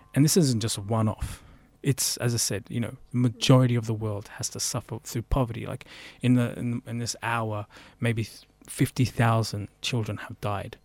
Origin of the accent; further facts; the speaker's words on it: United Kingdom; now in Melbourne, Australia; I was born in the UK.